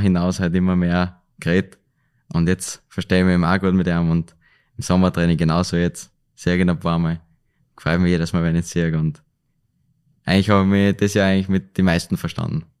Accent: Linz, Upper Austria, Austria; Linz bleibt halt meine Heimatstadt

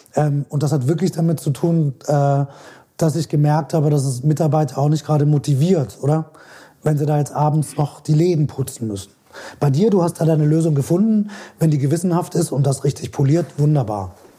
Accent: Switzerland; bei uns in der Schweiz

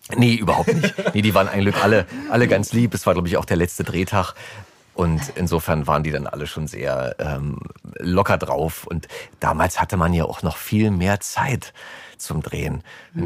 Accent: Berlin, Germany; Ich bin im Oskarziten-Krankenhaus geboren in äh, Lichtenberg und habe die ersten drei Jahre meines Lebens äh, mit meiner Mutter in ihrer Wohnung verbracht, in der Richard-Sorge-Straße

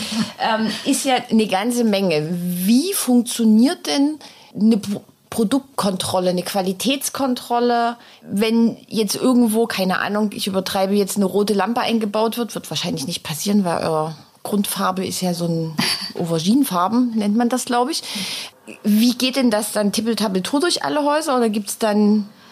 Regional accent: Dresden, Saxony, Germany; Der heutige Immobilieros-Podcast kommt tatsächlich aus Dresden, meiner Heimatstadt

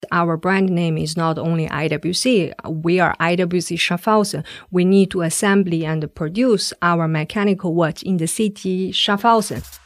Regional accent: China; moved away as an adult; now in Switzerland; I come from China.

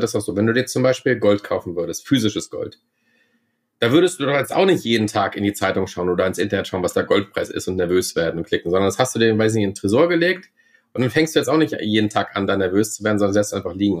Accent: Germany; now in Vienna, Austria; ich bin ja auch Deutscher.

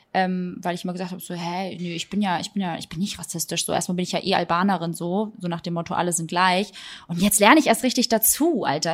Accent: Germany; Ich bin trotzdem hier groß geworden.

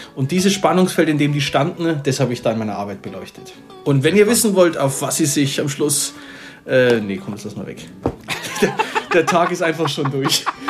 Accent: Bavaria, Germany; bei uns in Bayern

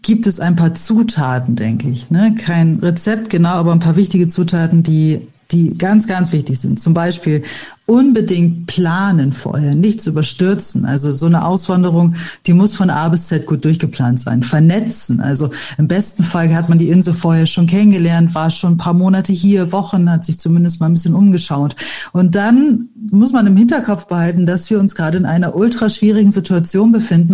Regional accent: Bremen, Germany; moved away as an adult; now in Mallorca, Spain; ich komme aus Bremen

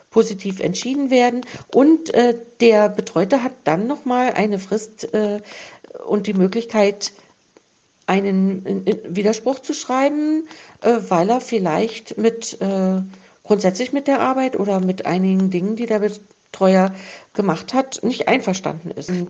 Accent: East Germany, Germany; Ich bin ja in der DDR groß geworden.

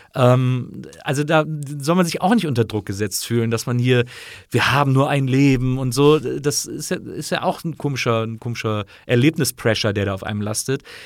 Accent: Rhineland, Germany; moved away; ich bin ja im Rheinland aufgewachsen

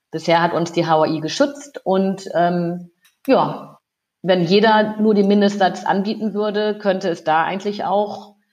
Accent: Lower Saxony, Germany; now in Rhineland, Germany; Ich bin äh, ja aus dem aus Lüneburger Heide ins Rheinland äh, gekommen

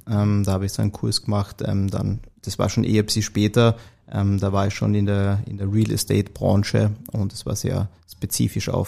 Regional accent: Carinthia, Austria; Also ich wie man es ja an meiner Stimme hört, bin ich in Kärnten aufgewachsen, geboren, ähm, dort zur Schule gegangen und meine erste Station, also universitäre Station, war dann in Wien.

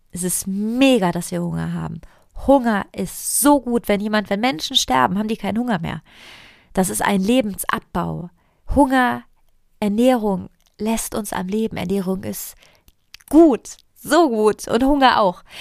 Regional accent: Italy; Ich komme aus Italien. Wenn wir nicht essen, reden wir über Essen. Also meine, ich bin so aufgewachsen in meiner Familie.

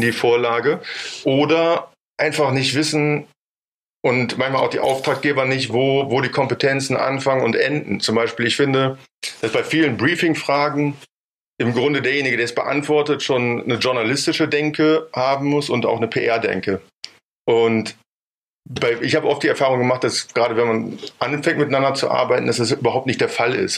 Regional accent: Bonn, North Rhine-Westphalia, Germany; ich bin in Bonn geboren, groß geworden und habe da auch studiert

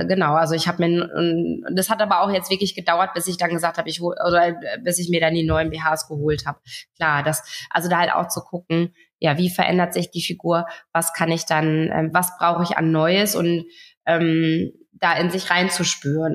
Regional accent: Friesland, Lower Saxony, Germany; ich komme aus Friesland

